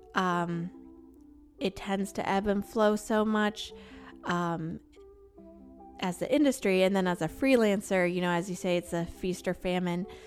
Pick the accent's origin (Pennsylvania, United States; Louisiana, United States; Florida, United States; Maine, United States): Maine, United States; moved away as an adult; also born or lived in South Carolina; I grew up in Maine